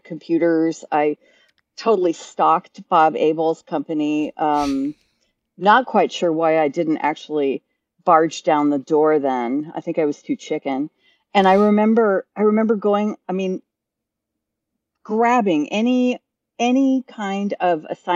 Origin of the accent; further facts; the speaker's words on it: England, United Kingdom; moved away; I was raised in England, and you can tell by the accent. And I was actually a big theater chick. I lived outside of London